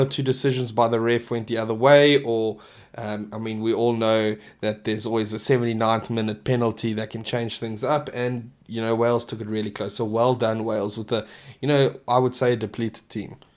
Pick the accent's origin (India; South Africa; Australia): South Africa